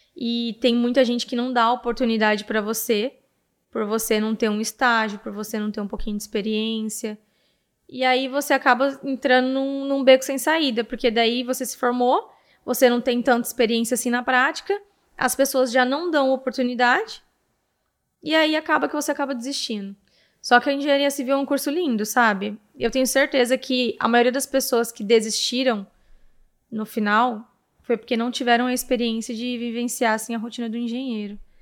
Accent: Presidente Prudente, São Paulo, Brazil; a partir dos 11 anos, eu morei aqui

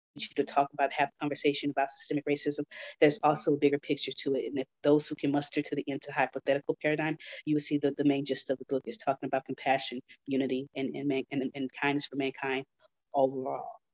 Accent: Houston, Texas, United States; I grew up in Houston

